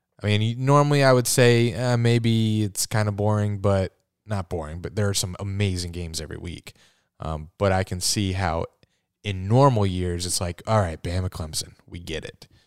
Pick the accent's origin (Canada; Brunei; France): Canada; I'm Canadian